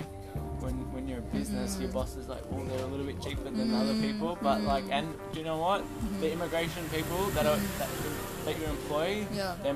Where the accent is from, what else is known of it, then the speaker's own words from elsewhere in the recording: Sydney, New South Wales, Australia; moved away as an adult; also born or lived in New Zealand / Wollongong / Melbourne; now in Bali, Indonesia; I moved to Australia when I was 3 months old